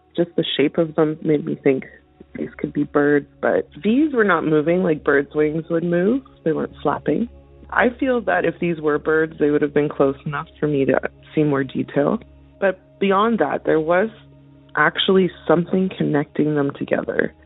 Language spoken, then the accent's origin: English; central northern Alberta, Canada; I'm calling in from Alberta, Canada, uh, and I'm from central northern Alberta